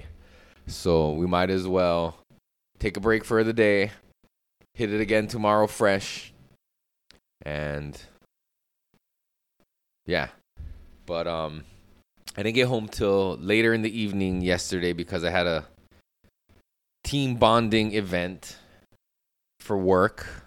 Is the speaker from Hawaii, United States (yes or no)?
yes; Hawaii, United States; growing up in Hawaii, climbing trees and fences